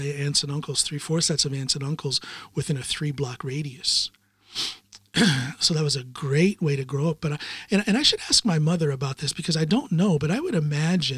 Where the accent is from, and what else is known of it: Norton, Ohio, United States; born or raised there; moved away as an adult; also born or lived in Akron, Ohio; now in Norway